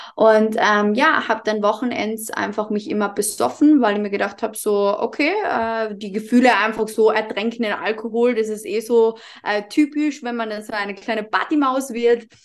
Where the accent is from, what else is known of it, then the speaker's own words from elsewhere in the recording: Carinthia, Austria; accent: Carinthian dialect; komme aus dem wunderschönen Kärnten in Österreich, was auch der Grund sein kann, dass ich manchmal ein bisschen in meinen Dialekt verfalle